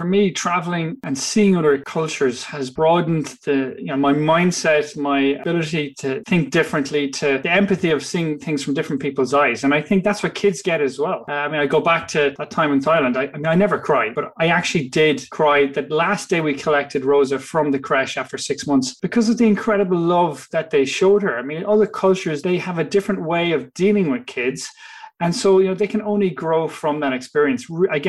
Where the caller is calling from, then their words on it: Limerick, Munster, Ireland; I am dialing in from Limerick in Ireland.